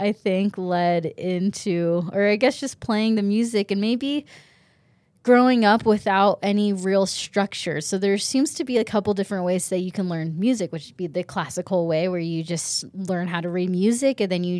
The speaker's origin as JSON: {"language": "English", "country": "Japan", "tie": "born there", "said": "And then not only that, I was born in Japan. So my parents, I'm not Japanese, but my parents decided to move to Japan with two kids already"}